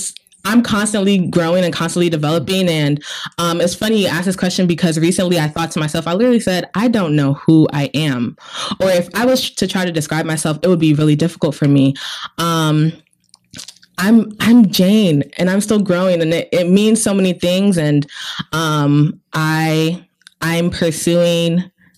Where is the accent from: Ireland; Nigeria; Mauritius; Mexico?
Nigeria; now in United States; I am Nigerian.